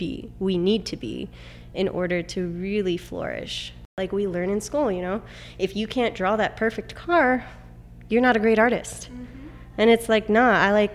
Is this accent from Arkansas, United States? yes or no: no; Pomona, California, United States; So I am from Pomona. I grew up here.